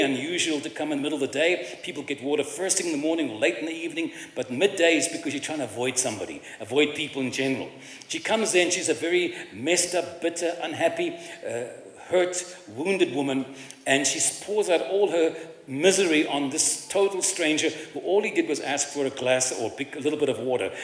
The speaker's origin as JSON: {"language": "English", "town": "Cape Town", "region": "Western Cape", "country": "South Africa", "tie": "born or raised there", "said": "I was raised in Cape Town in a Jewish family and culture"}